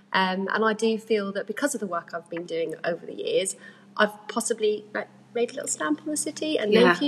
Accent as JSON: {"language": "English", "town": "Plymouth", "region": "South West England", "country": "United Kingdom", "tie": "born or raised there", "said": "So I was born and bred in Plymouth at Freedom Fields. So I've grown up in Plymouth and I'm very passionate about the city. I've always worked here."}